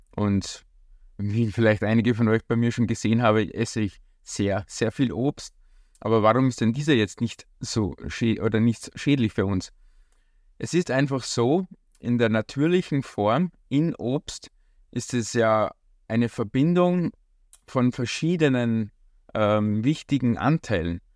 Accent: Austria; bei uns in Österreich

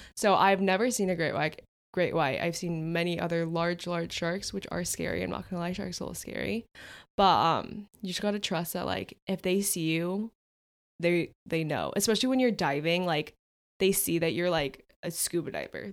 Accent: California, United States; we're from California. We, we go to the beach all the time

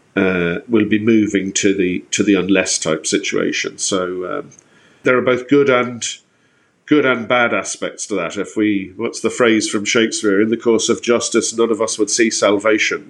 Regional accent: Ireland; we've been given as Irish people

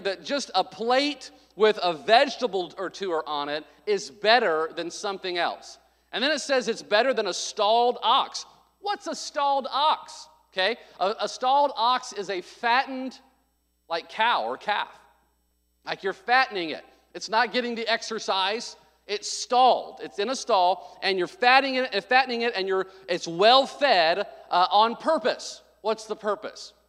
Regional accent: the South, United States; moved away; I came from the South

